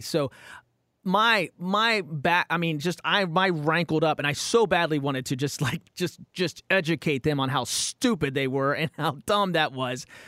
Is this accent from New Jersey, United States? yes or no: no; Romney, West Virginia, United States; now in California, United States; I grew up in West Virginia